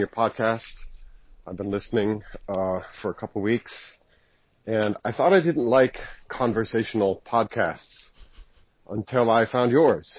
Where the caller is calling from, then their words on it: New York City, New York, United States; I'm calling from New York City